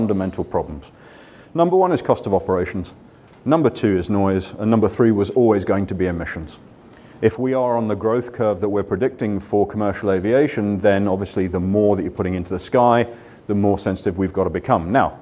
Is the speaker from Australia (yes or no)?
no; Weybridge, South East England, United Kingdom; moved away as an adult; also born or lived in San Francisco, United States; now in Duxford, United Kingdom; This is my hometown. So I'm a Weybridge lad born and bred. And so I now live, obviously, in Cambridge at Duxford.